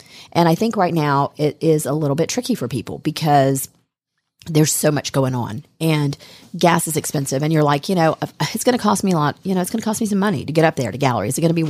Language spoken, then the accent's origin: English; Smyrna, Georgia, United States; we grew up in Smyrna, and we're just some good old Georgia girls.